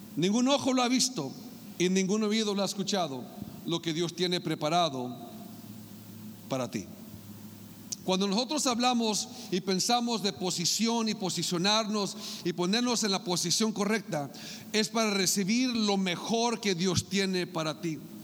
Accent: Mexicali, Baja California, Mexico; moved away; allá en Mexicali, en mi tierra sagrada y santa

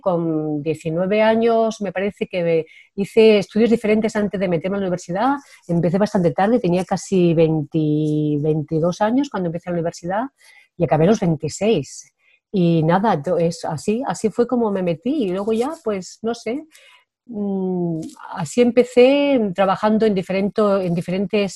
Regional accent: Spain; first language Spanish; moved away as an adult; also born or lived in France; soy muy española

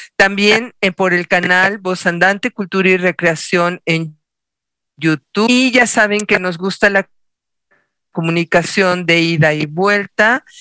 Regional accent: Mexico; Como buenos mexicanos hacemos una fiesta de tres días

